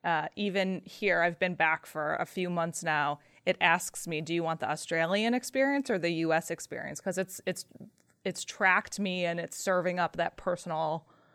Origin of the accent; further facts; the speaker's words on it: United States; I'm still American. I understand US dollars. I don't understand Australian dollars as much. I want it shipped to the US